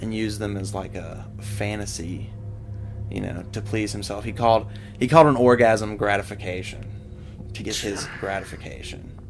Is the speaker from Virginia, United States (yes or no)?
yes; Virginia, United States; I was from Giles. And mind you, I'm like 16.